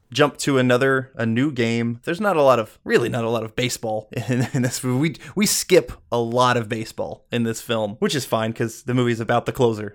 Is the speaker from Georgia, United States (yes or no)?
yes; Atlanta, Georgia, United States; now in Los Angeles, United States; growing up in the Atlanta area in the nineties, you could not not be a Braves fan